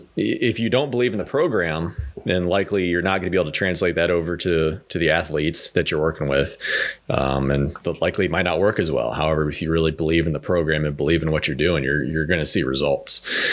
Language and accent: English; Ohio, United States; moved away as an adult; now in Traverse City, United States; No, actually, I grew up in Ohio. I've lived in Ohio for 26 years of my life.